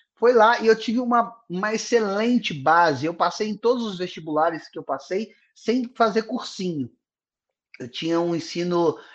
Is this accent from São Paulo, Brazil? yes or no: no; Guarani, Minas Gerais, Brazil; eu nasci em Guarani, Minas Gerais, zona da Mata Mineira, próximo a Juiz de Fora, é uma cidade de 9 mil habitantes